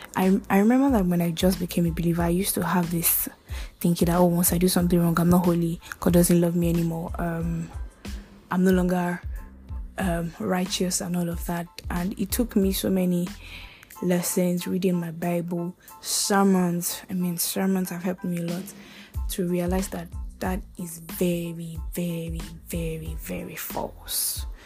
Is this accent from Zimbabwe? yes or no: no; Nigeria; I'm from Nigeria.